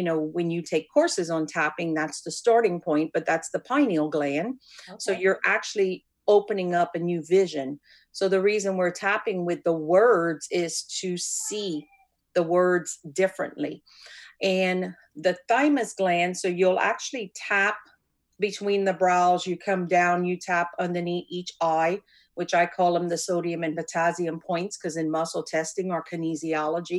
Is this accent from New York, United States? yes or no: no; Cajun, Louisiana, United States; accent: Cajun; I come from the Cajun culture